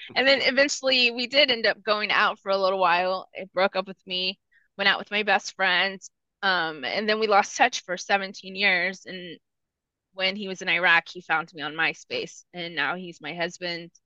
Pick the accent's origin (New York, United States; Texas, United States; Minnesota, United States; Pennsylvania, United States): Texas, United States; 30 minutes from San Antonio; first language Spanish; English is a second language; San Antonio, which was 30 minutes from my hometown